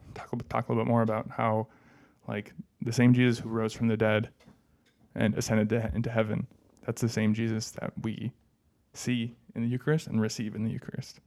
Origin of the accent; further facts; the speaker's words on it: Brainerd, Minnesota, United States; represent my hometown